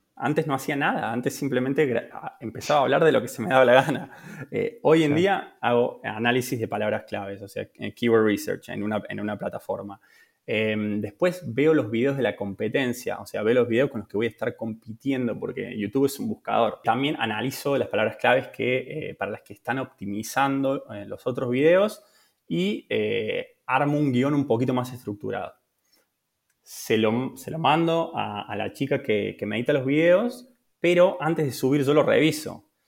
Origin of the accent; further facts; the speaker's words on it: Córdoba, Argentina; moved away as an adult; also born or lived in Buenos Aires; now in Italy; soy de Córdoba, de, de Argentina.